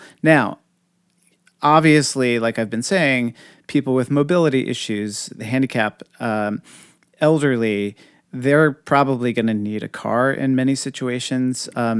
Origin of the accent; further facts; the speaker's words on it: New York City, New York, United States; I mean, I sometimes say that as a New Yorker, I see more people before 9 a.m. than most people see all week.